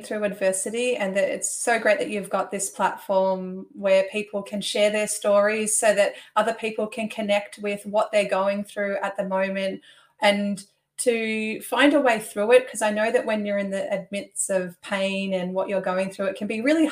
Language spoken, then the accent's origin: English; Melbourne, Victoria, Australia; I come from Melbourne, Australia. It's winter over here